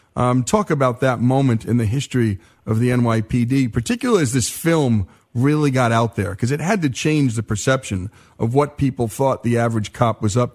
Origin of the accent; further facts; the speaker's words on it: Northern New Jersey, United States; moved away; I grew up in Northern Jersey